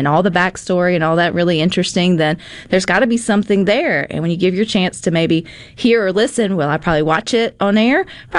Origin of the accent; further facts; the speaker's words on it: United States; because I am an American. And so I think it's pretty cool. I'm always Team USA.